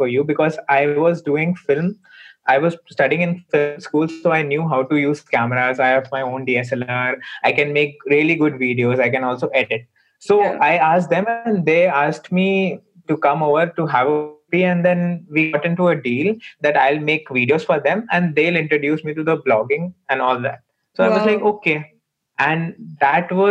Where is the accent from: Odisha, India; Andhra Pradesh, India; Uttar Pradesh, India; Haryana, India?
Uttar Pradesh, India; Lucknow; this is the place I grew up. It's my hometown.